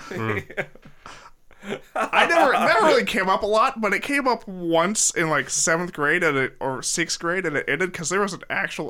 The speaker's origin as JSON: {"language": "English", "region": "Alaska", "country": "United States", "tie": "born or raised there", "said": "I was born in Alaska."}